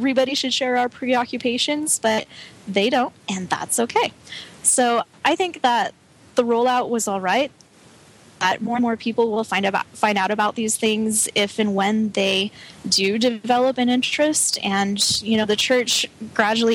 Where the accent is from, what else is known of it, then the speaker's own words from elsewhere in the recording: Colorado, United States; I grew up in Colorado